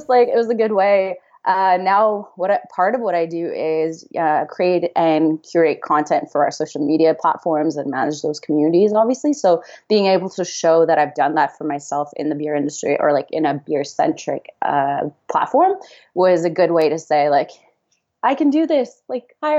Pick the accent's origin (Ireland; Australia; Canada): Canada; moved away as an adult; also born or lived in Houston; now in San Diego, United States; I grew up mostly in Canada